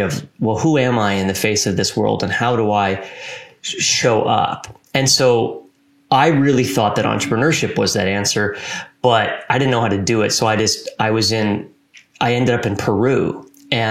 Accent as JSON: {"language": "English", "area": "near Vancouver", "region": "British Columbia", "country": "Canada", "tie": "born or raised there", "said": "I grew up in a small town just outside of Vancouver, British Columbia"}